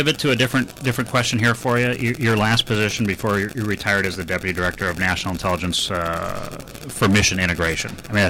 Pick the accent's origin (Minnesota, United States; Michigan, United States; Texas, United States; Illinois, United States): Minnesota, United States; I'm from Minnesota.